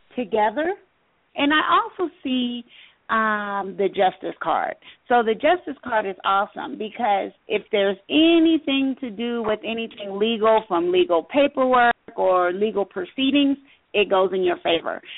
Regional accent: Los Angeles, California, United States; I was born in Los Angeles, California.

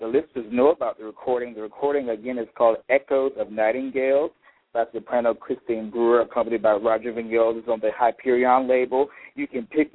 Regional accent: Petersburg, Virginia, United States; my hometown of Petersburg, Virginia, where I'm from

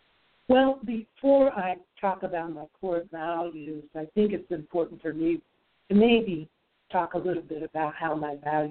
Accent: Dayton, Ohio, United States; moved away; also born or lived in Fort Worth, Texas; I grew up in Dayton, Ohio, in the Midwest rural. I grew up in what you would probably term a middle-class lifestyle.

